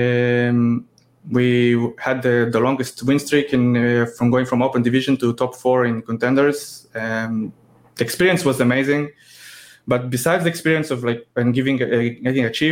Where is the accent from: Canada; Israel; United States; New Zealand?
Israel; I'm 32 from Israel